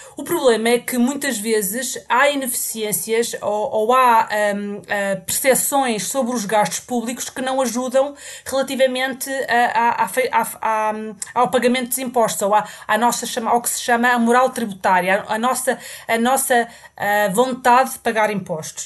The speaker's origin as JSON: {"language": "Portuguese", "country": "Portugal", "also_born_or_lived": "England", "moved": "as an adult", "lives_now": "United Kingdom", "said": "eu saí de Portugal uh, quando acabei, uh, pouco depois de ter acabado a faculdade"}